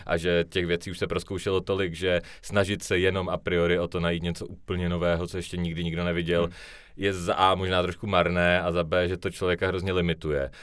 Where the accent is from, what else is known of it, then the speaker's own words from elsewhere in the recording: Ostrava, Moravian-Silesian Region, Czechia; já se jako hrdě hlásím k tomu, že jsem se narodil a vyrostl jsem v Ostravě